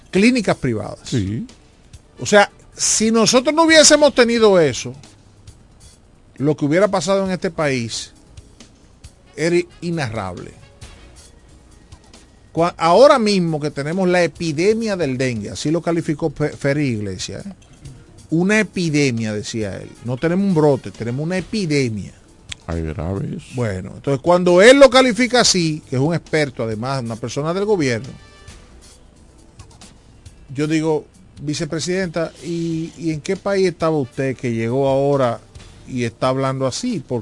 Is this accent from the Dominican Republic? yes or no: yes; Dominican Republic; Yo, yo, yo tengo el temor, y lo digo como dominicano, ya yo no me voy de este país.